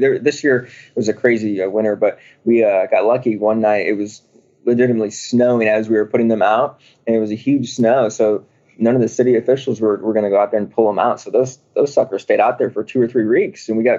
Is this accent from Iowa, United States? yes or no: yes; Des Moines, Iowa, United States; now in Charlotte, United States; I'm originally from Des Moines, Iowa. I moved to Charlotte, North Carolina for the last 6 years of my life.